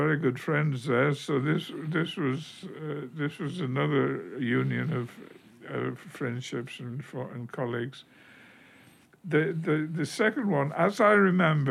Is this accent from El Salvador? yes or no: no; United Kingdom; moved away; being British